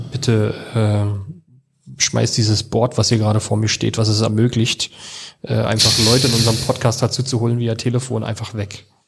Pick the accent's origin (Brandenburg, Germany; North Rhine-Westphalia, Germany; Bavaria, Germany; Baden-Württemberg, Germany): Brandenburg, Germany; Jüterbog; moved away as an adult; now in Berlin, Germany; bin aufgewachsen da auf dem Dorf